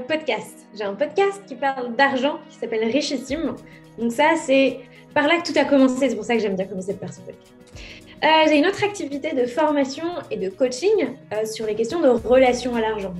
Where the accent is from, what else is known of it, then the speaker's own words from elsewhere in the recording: Courcouronnes, Île-de-France, France; Je suis née à Courcouronne dans l'Essonne le 8 avril 1987.